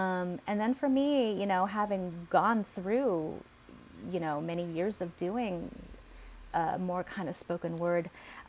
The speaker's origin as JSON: {"language": "English", "country": "Philippines", "said": "Okay, yeah, I'm Filipina. Yeah, I'm angry."}